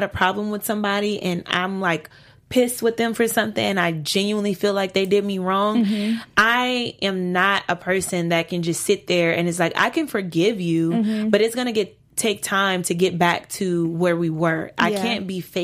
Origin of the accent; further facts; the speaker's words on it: Louisiana, United States; I'm from the South. I'm from Louisiana